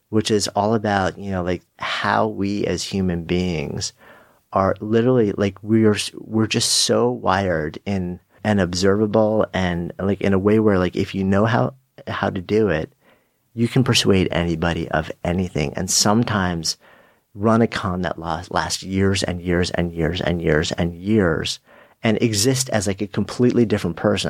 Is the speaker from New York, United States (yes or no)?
yes; New York, United States; being a New Yorker